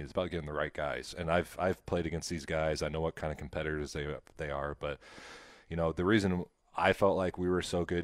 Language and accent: English; Nebraska, United States; I grew up in Nebraska